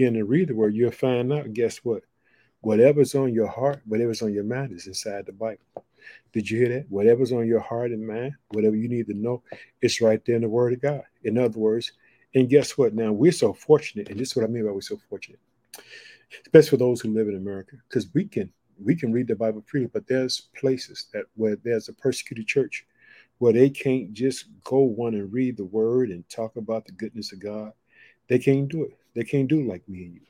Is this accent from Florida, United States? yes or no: no; Illinois, United States; now in Chicago, United States